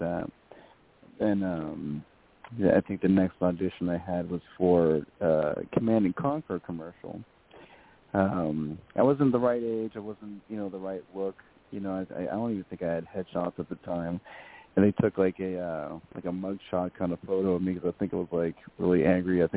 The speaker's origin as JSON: {"language": "English", "town": "Las Vegas", "region": "Nevada", "country": "United States", "tie": "born or raised there", "said": "I grew up in Las Vegas"}